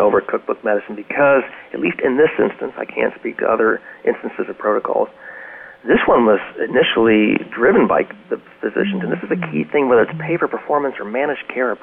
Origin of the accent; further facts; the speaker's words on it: Richmond, Virginia, United States; I'm from Richmond